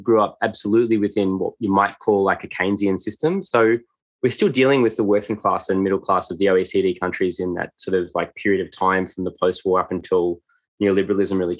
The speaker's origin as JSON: {"language": "English", "country": "Australia", "tie": "born or raised there", "said": "upper middle class white kids growing up in Australia"}